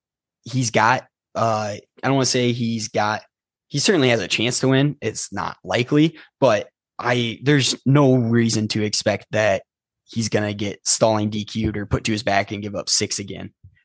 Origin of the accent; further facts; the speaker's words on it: Eastern Iowa, United States; because I'm from Eastern Iowa.